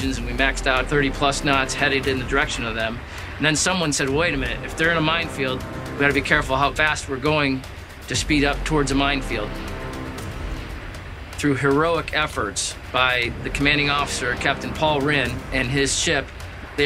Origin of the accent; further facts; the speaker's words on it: Holland Patent, New York, United States; I'm from Holland Patent, New York